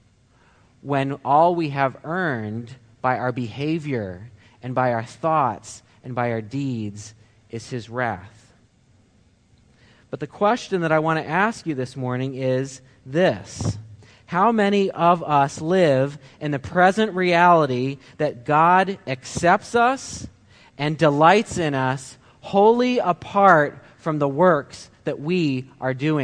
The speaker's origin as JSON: {"language": "English", "region": "Ohio", "country": "United States", "moved": "yes", "lives_now": "Michigan, United States", "said": "We're from Ohio"}